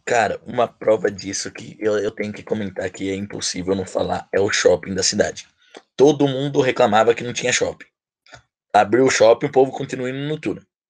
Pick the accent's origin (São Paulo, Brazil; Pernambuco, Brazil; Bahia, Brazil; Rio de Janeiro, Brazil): São Paulo, Brazil; Bragança Paulista; Bragantino de nascença